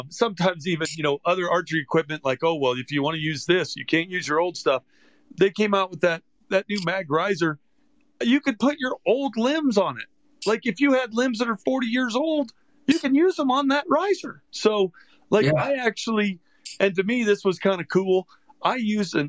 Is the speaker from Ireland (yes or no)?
no; Gainesville, Florida, United States; I grew up in Gainesville, Florida.